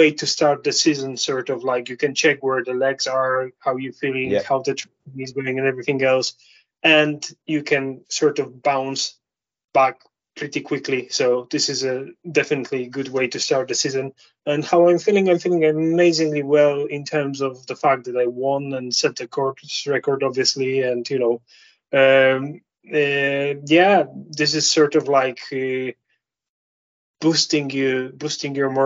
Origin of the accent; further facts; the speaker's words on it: Poland; moved away as an adult; also born or lived in London / Bridlington / Lake District; now in Scottish Highlands, United Kingdom; I'm Polish, obviously, as you can guess by my accent and my surname